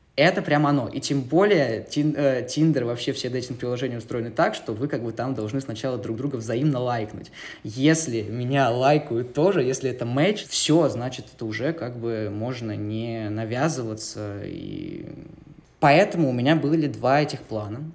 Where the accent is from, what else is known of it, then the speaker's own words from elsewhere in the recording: Novosibirsk, Novosibirsk Oblast, Russia; moved away; also born or lived in Moscow; Я журналист и документалист, изначально из Новосибирска